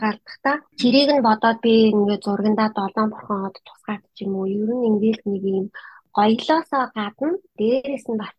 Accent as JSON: {"language": "Mongolian", "region": "Ulaanbaatar", "country": "Mongolia", "tie": "born or raised there", "moved": "yes", "lives_now": "Brisbane, Australia", "said": "Би өөр Улаанбаатар хотод төрөөд Улаанбаатар хотод олгосон … байгаа. Аа манай гэрийнхэн бүгдээрээ аа Сүхбаатар аймгийн."}